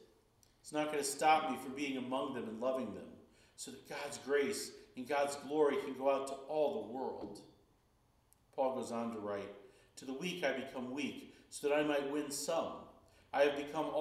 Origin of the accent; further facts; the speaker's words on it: Chicago, Illinois, United States; growing up in Chicago